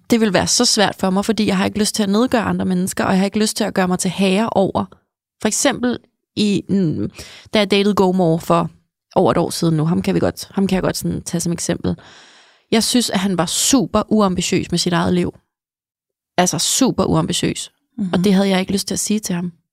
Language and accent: Danish; outside Copenhagen, Capital Region of Denmark, Denmark; mit barndomshjem. Det ligger sådan altså en halv time her ude for byen øh, i ja. København